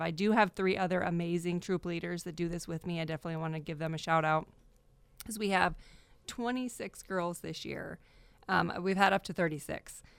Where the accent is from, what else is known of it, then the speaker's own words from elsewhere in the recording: Iowa, United States; moved away as an adult; also born or lived in Arizona; now in Fresno, United States; from Arizona, but we're from Iowa originally